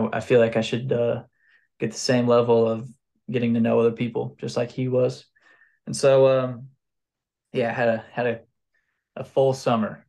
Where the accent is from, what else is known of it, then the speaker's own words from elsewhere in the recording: Missouri, United States; I'm from Missouri